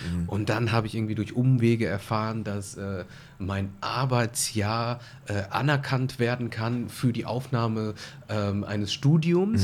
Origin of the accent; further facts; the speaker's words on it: Germany; du kommst ja aus Deutschland